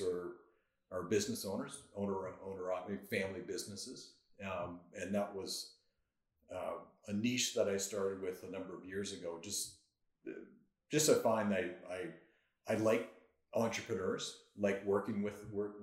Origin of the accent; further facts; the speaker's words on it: Barrie, Ontario, Canada; also born or lived in Kingston, Ontario; I grew up in Barrie. So I was, parents moved there when I was 2 years old. Stayed there till I went to university.